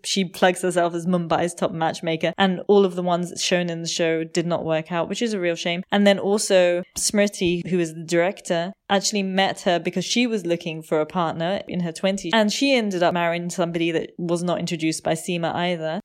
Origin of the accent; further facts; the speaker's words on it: United Kingdom; now in Germany; when I first came to Germany, being British